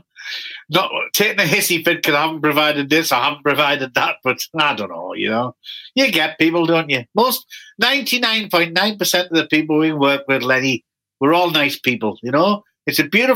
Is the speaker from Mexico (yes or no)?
no; Newcastle upon Tyne, North East England, United Kingdom; I'm from Newcastle in the north of England.